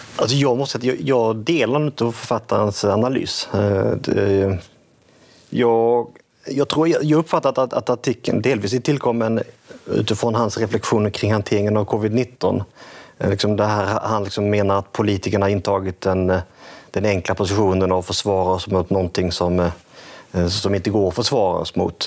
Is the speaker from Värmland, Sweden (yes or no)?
no; Skåne, Sweden; jag växte upp i Skåne